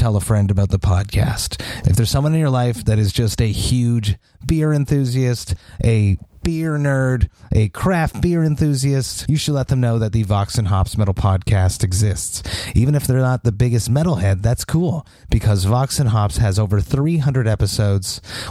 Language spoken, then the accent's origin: English; Montreal, Quebec, Canada; my hometown of Montreal